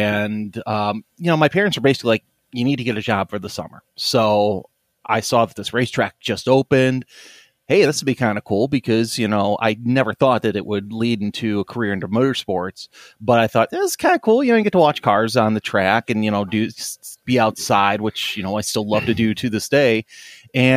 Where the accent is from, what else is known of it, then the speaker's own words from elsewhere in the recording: Crest Hill, Illinois, United States; also born or lived in Fort Bliss, Texas; I actually grew up in the Crest Hill area where I'm living now with my wife. I've been a Joliet area resident my whole life